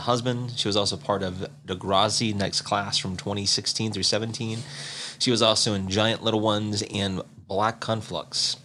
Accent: South Carolina, United States; now in Montana, United States; I'm not from Montana, but being from South Carolina, I mean that the area I'm from does have some Native American tribes

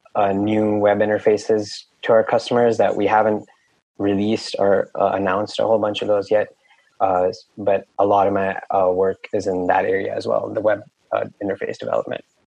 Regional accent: Mumbai, Maharashtra, India; moved away as an adult; also born or lived in Claremont, California; now in United States; I actually spent all of my, like, most of my formative years growing up in Mumbai, India. Uh, so, like, elementary school, middle school, and high school, uh, I was living in India

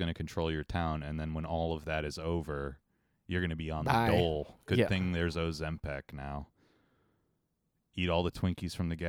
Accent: Ohio, United States; And I don't know if you remember growing up in Ohio, the LTV steel factory, the last remaining like functional Rust Belt artifact.

